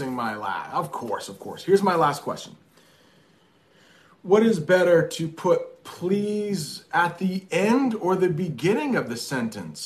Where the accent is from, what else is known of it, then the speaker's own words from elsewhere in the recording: United States; I'm an American still learning English.